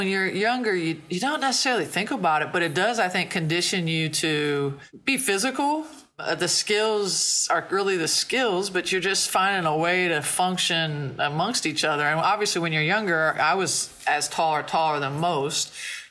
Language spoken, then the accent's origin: English; Logan, Ohio, United States; I was from Logan, which is an hour southeast of Columbus.